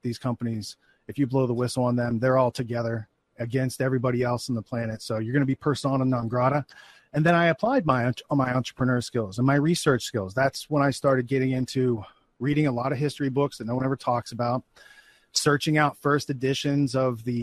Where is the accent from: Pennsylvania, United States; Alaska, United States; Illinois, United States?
Pennsylvania, United States; Western; moved away; I grew up in Western Pennsylvania. So, like in the woods, it was pretty rural